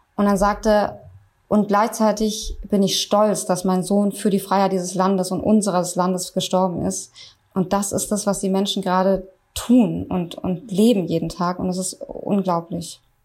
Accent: Germany; bei uns in Deutschland

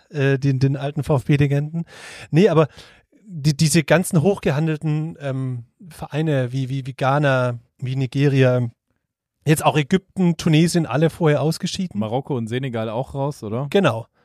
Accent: Swabia, Germany; ich aber bin ein Schwabe.

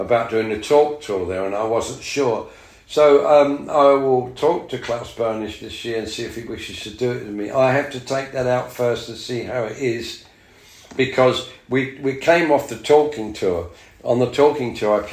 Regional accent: London, United Kingdom; being English and London

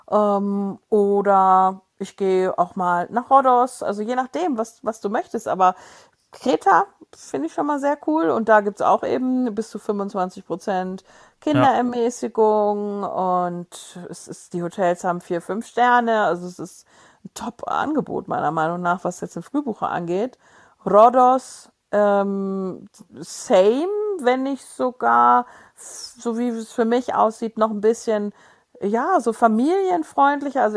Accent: Germany; Ja, mein Gott, da sind wir Deutsche.

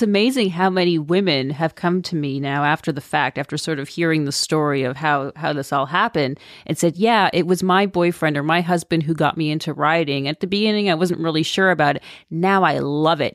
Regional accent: Toronto, Ontario, Canada; moved away as an adult; I'm from Toronto. I'm from Canada, in the suburbs.

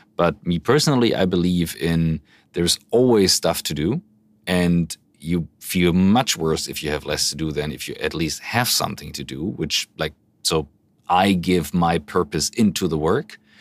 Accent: Hamburg, Germany; as big as Hamburg, my hometown

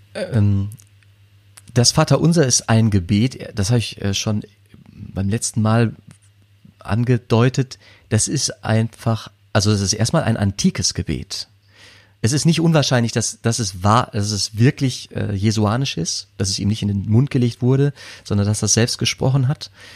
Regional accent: edge of the Ruhr area, North Rhine-Westphalia, Germany; am Rande des Ruhrgebiets groß geworden

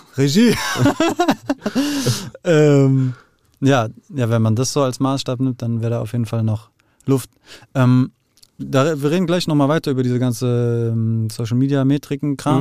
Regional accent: Frankfurt, Hesse, Germany; also born or lived in Netherlands; aufgewachsen im Westend, dann nach Holland, dann kurz, ganz, ganz kurz Sachsenhausen, dann Nordend

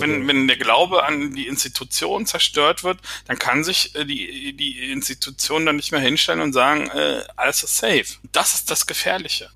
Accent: Berlin, Germany; moved away; sage ich als Berliner

